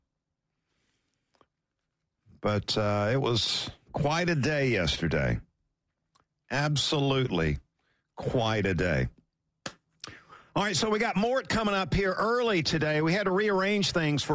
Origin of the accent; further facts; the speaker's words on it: Valdosta, Georgia, United States; growing up in Valdosta